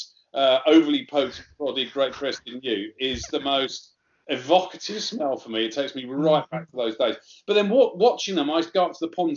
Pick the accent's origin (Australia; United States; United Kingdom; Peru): United Kingdom; Sussex, South East England; I was very lucky where I grew up in Sussex